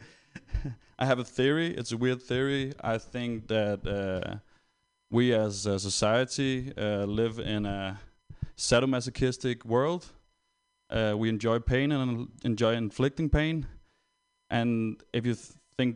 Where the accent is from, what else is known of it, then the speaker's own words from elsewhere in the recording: Denmark; I'm actually not German, I'm Danish